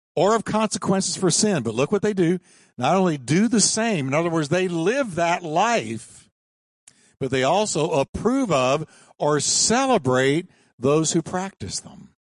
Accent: New York, United States; I was born in New York. Don't hold it against me. But I was raised in New York

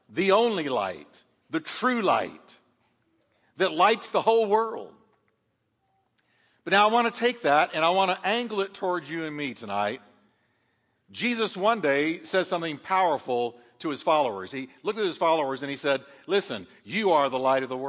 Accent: New York, United States; moved away; I'm from New York

